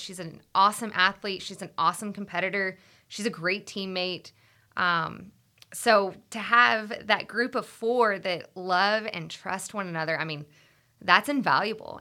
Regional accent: Austin, Texas, United States; I actually grew up in Austin. I'm born and raised in Austin

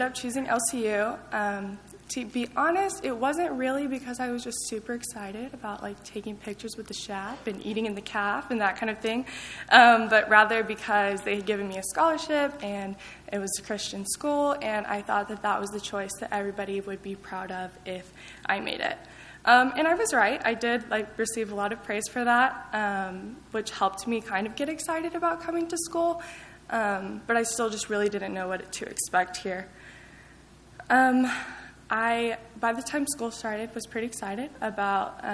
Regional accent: Lubbock, Texas, United States; I grew up in Lubbock

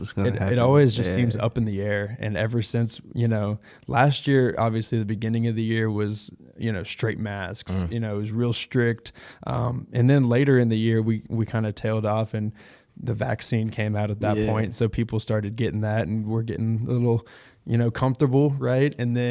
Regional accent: Texas, United States; I'm from Texas.

